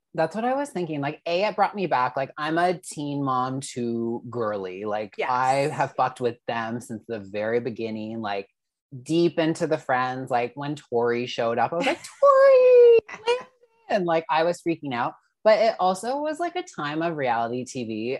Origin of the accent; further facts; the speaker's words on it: Canada; I'm Canadian